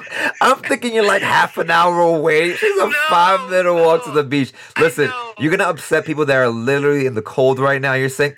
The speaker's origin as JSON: {"language": "English", "region": "New York", "country": "United States", "said": "my fellow New Yorkers"}